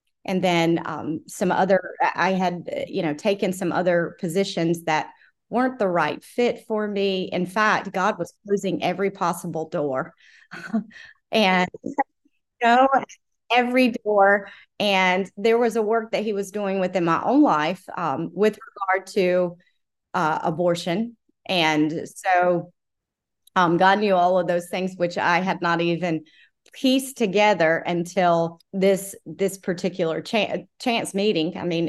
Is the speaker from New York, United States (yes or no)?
no; South Carolina, United States; also born or lived in Washington, United States; Yes. So, I was born in South Carolina, and then, I've lived in DC before, but been in South Carolina for over 20 years.